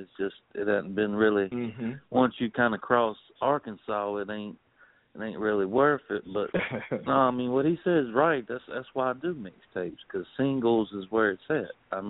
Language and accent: English; Sicily, Italy; Yeah, well, I'm from Sicily.